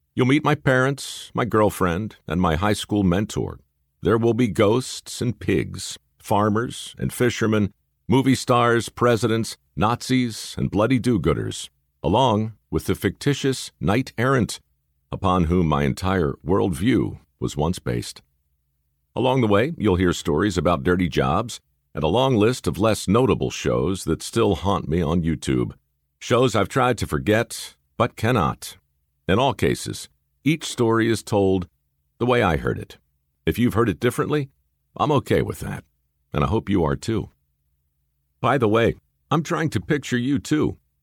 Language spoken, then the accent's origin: English; Baltimore, Maryland, United States; a couple of aspiring actors growing up in Baltimore